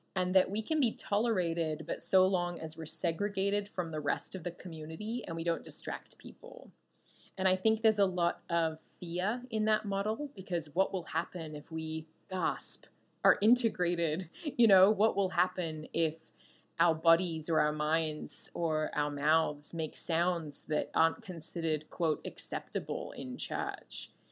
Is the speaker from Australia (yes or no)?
yes; Australia; I'm Australian.